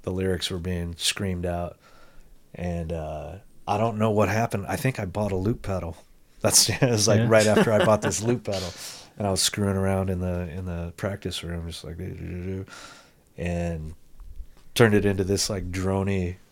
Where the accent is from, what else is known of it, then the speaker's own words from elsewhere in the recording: Albuquerque, New Mexico, United States; now in Phoenix, United States; I grew up in Albuquerque.